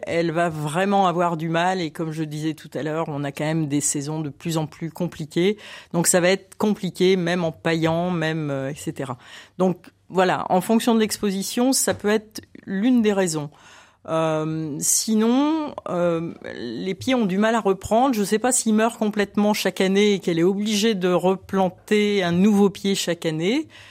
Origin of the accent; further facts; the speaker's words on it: Lille, Hauts-de-France, France; now in Lyon, France; je, ne suis pas originaire de la région lyonnaise, je suis lilloise